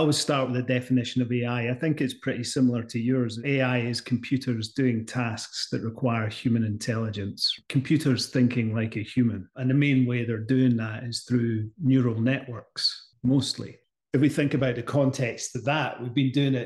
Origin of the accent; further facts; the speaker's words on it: Scotland, United Kingdom; accent: Scottish; my Scottish accent